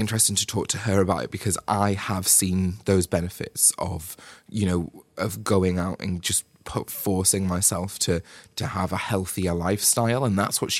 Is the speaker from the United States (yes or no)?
no; United Kingdom; Like people, like as we British do, like just blame the weather.